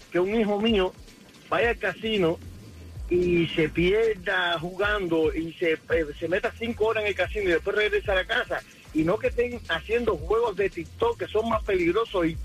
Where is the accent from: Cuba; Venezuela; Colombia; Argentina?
Cuba; now in United States; cuando llegué de Cuba eh, pensé que jugando en, en los casinos iba a, a, lograr mi sueño americano